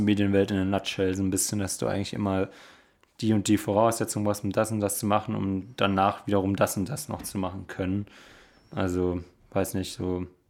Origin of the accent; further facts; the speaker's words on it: Lörrach, Baden-Württemberg, Germany; moved away; in meiner Heimat, eben in Lörrach, im Schwarzwald oder in der Nähe vom Schwarzwald